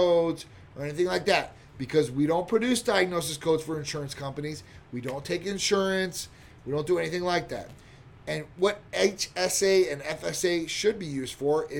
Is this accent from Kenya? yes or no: no; Chicago, Illinois, United States; now in Tampa, United States; I'm from Chicago originally